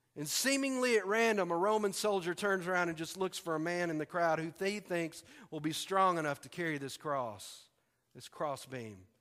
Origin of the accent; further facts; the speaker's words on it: Tyler, Texas, United States; moved away as an adult; now in Arkansas, United States; Tyler, Texas, which is my hometown